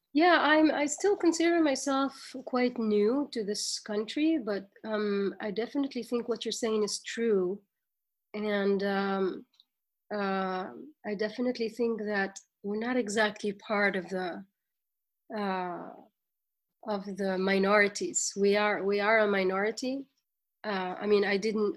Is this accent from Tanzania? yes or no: no; Tunisia; moved away as an adult; now in New York, United States; as young Tunisians and as young Arabs